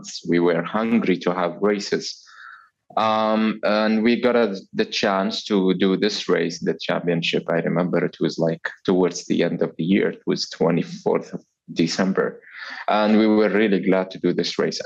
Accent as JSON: {"language": "English", "country": "Oman", "said": "I am from Oman."}